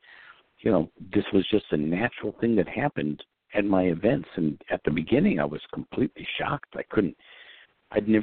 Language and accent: English; New York, United States; I grew up in New York